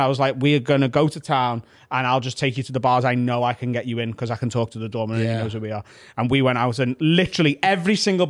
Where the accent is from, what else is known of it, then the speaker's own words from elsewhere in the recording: Liverpool, North West England, United Kingdom; I'm from Liverpool.